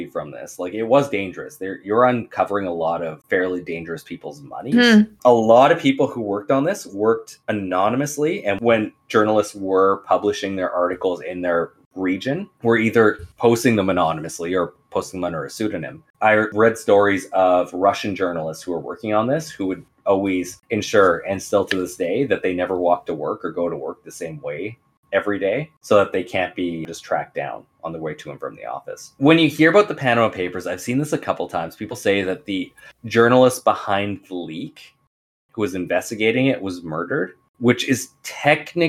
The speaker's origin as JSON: {"language": "English", "country": "Canada", "said": "As a Canadian"}